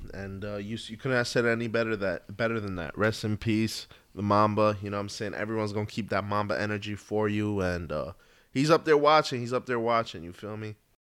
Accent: U.S. Virgin Islands; Proud to say I'm from Saint Croix. Born and raised out there

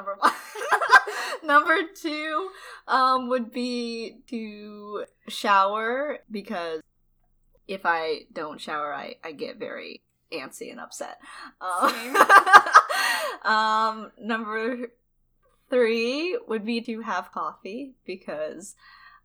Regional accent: United States; also born or lived in China; I was adopted from China and, raised in America since I was, like, 1 year old

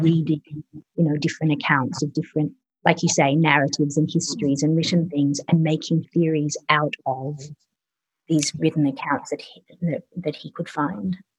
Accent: Sydney, New South Wales, Australia; also born or lived in England; I was born in England and I was growing up in suburban Australia in Sydney

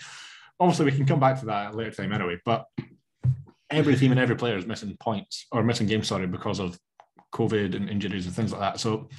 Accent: Scotland, United Kingdom; I'm Scottish.

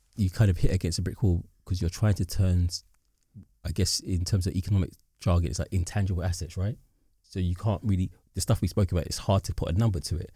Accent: London, United Kingdom; growing up in the Docklands, right, it's the area of high development

